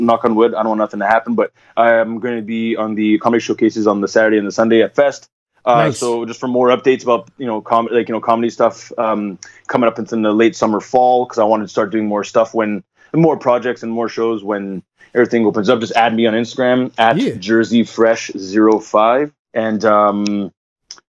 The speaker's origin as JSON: {"language": "English", "town": "Montreal", "region": "Quebec", "country": "Canada", "tie": "born or raised there", "first_language": "English", "moved": "as an adult", "lives_now": "Toronto, Canada", "said": "Montreal is my heart and my hometown."}